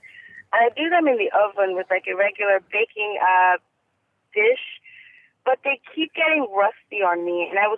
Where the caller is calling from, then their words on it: Houston, Texas, United States; I am calling from Houston, Texas.